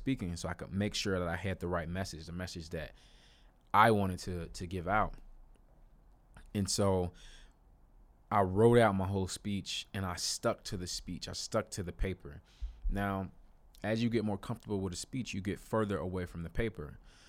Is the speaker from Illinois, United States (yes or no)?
yes; Chicago, Illinois, United States; went to Chicago, my hometown